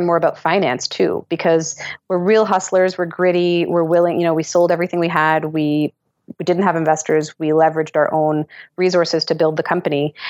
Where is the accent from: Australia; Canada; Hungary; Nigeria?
Canada; as a Canadian